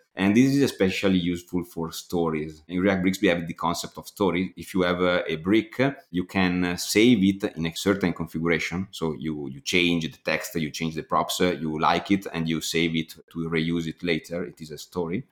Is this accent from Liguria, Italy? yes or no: no; Bergamo, Lombardy, Italy; I am from Bergamo